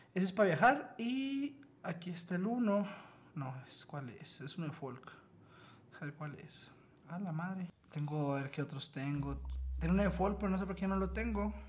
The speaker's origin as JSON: {"language": "Spanish", "country": "Mexico", "said": "nosotros los mexicanos o latinos"}